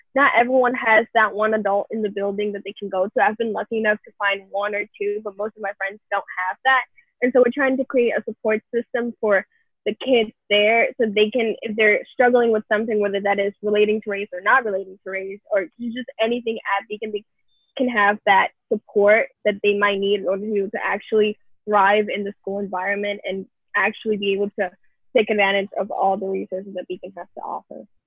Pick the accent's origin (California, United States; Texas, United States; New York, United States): New York, United States; New York City; I'm from originally from the Bronx